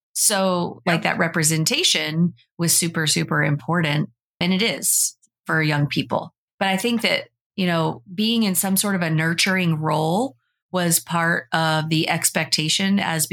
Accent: the South, United States; I was like a teenager and I was growing up in the South

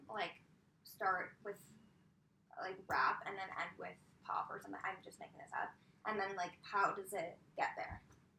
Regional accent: New York City, New York, United States; I grew up on the Upper West Side, with, like, huge stores like that.

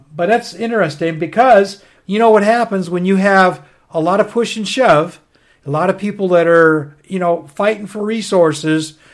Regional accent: United States; also born or lived in northern Maine; I grew up on the Canadian border as a kid. I lived on the Canadian border up there in northern Maine 10 years after I got out of the Army.

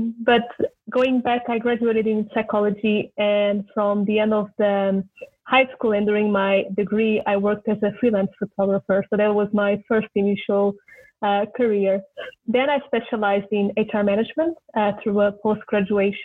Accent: Lisbon, Portugal; now in Japan; it was in my hometown, which was great for reconnecting a little bit with home

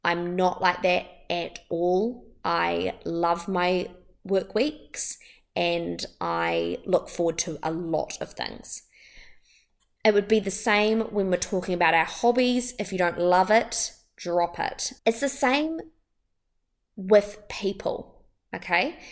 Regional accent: Wellington, New Zealand; I'm from Wellington in New Zealand

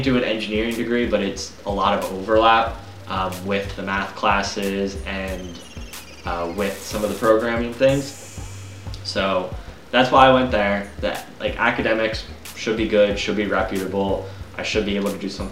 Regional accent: Pennsylvania, United States; we're from Pennsylvania

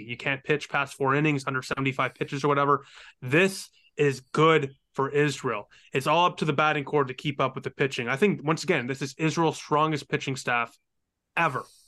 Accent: Canada; I'm Canadian

